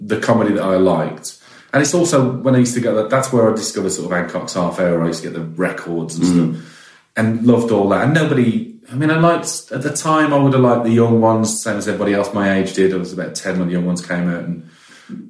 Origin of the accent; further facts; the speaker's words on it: West Midlands, United Kingdom; Growing up in the West Midlands